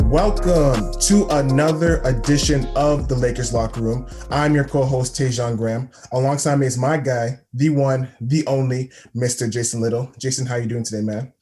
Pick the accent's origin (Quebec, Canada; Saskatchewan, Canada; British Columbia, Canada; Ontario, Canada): Ontario, Canada; Toronto; I'm from Scarborough